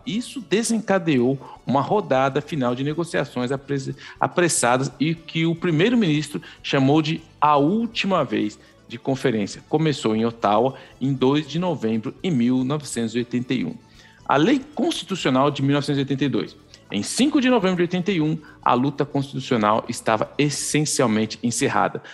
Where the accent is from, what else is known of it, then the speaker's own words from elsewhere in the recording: São Paulo, Brazil; moved away as an adult; now in Canada; eu vim de Itaquera, é, eu sou, a gente veio lá do fundo da Zona Leste, família de quatro